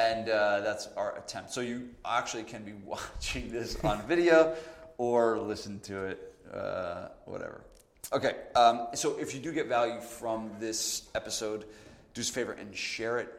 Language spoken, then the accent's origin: English; New Jersey, United States; I'm from New Jersey